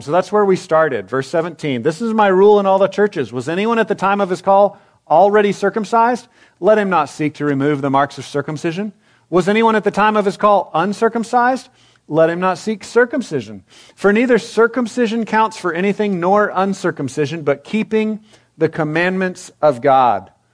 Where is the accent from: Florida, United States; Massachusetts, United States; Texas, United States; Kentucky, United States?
Texas, United States; I'm a Texan